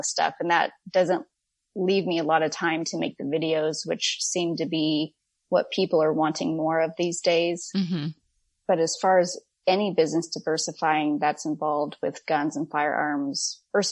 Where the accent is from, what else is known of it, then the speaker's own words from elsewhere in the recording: Orange County, Southern California, United States; moved away as an adult; now in Texas, United States; I grew up in Orange County in Southern California